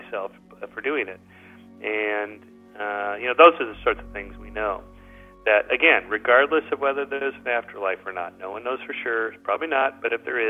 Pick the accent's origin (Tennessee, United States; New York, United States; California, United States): California, United States; Southern; I'm from Southern California